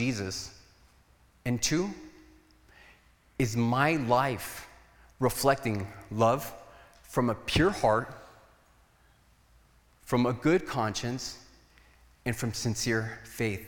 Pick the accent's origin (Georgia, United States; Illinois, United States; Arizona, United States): Arizona, United States; Nogales; I was from Nogales